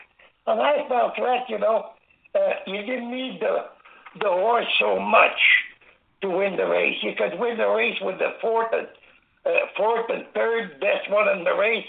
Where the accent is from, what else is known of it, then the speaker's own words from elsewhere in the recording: Angers, Quebec, Canada; the farmhouse where I was raised and born in Angers, Quebec